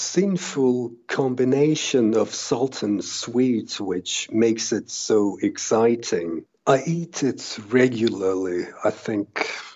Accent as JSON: {"language": "English", "town": "Helsinki", "region": "Uusimaa", "country": "Finland", "said": "I'm from Helsinki, Finland"}